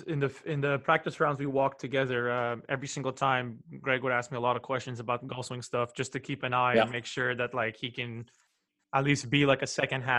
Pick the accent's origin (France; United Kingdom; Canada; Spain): Canada; as a Canadian